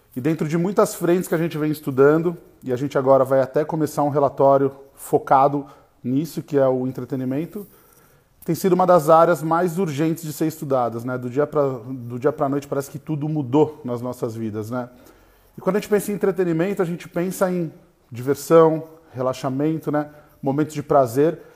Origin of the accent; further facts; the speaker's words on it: Brazil; somos brasileiros